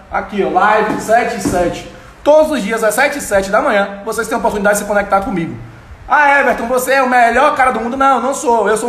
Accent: Itaberaba, Bahia, Brazil; also born or lived in Salvador; menininho lá de Itaberaba, que não sou daqui de Itaberaba, sou de Salvador, mas morei minha vida toda em Itaberaba.

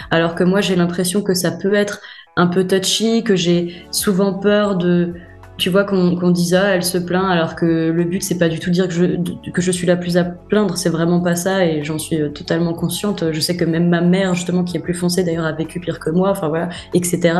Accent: France; je suis française, hein. je suis née sur le sol français, euh, euh, enfin, j'ai la culture, la langue

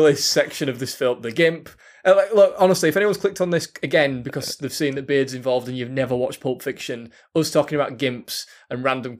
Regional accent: Yorkshire and the Humber, United Kingdom; We're from Yorkshire, so when I'm going on wall and people can't understand what I'm saying or whatever

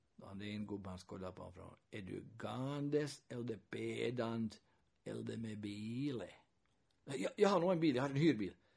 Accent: Kokkola, Central Ostrobothnia, Finland; first language Swedish; Och redan när jag växte upp här så, så hade jag nog finska vänner. Och intressant fenomenet var ju då i Hakkalax där jag växte upp

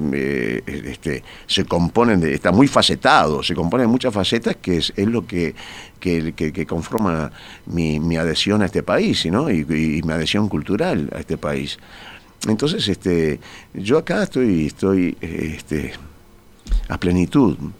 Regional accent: Montevideo, Uruguay; mi casa es donde yo nací, donde yo pasé mi infancia

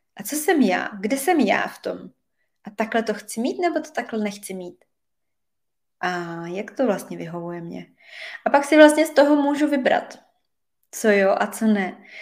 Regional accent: Czechia; also born or lived in Switzerland; now in Provence, France; já se osobně vždycky do Čech moc ráda vracím

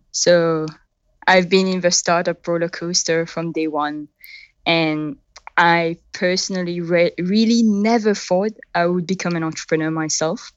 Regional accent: Mauritius; accent: a bit of a French and a bit of British; first language French; English is a second language; moved away as an adult; also born or lived in United Kingdom; now in San Mateo, United States; I was born in Mauritius on the southeast coast of Africa.

